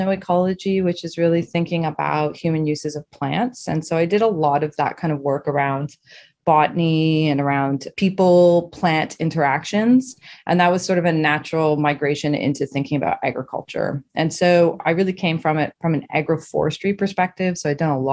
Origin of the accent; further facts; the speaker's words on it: Saint John, New Brunswick, Canada; now in Toronto, Canada; I'm born and raised in New Brunswick in the Maritimes